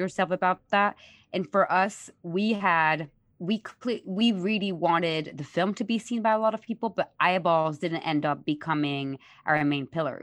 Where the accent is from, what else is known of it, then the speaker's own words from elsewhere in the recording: Paris, Île-de-France, France; moved away; I'm born and raised in Paris